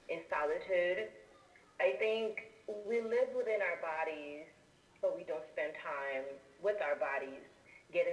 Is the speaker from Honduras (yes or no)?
yes; Honduras; I'm also an Afro-Latina from Honduras, a Garifuna